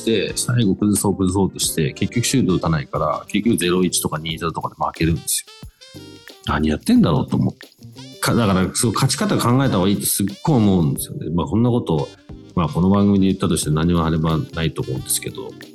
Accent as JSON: {"language": "Japanese", "country": "United Kingdom", "tie": "born or raised there", "said": "メインはずっとイギリスで育ってる"}